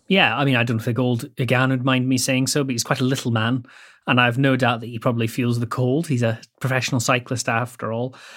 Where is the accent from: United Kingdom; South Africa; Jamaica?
United Kingdom; Scotland; I grew up in Bonnie, Scotland